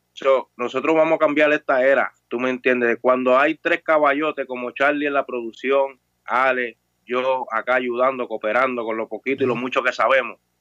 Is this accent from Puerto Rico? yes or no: yes; Puerto Rico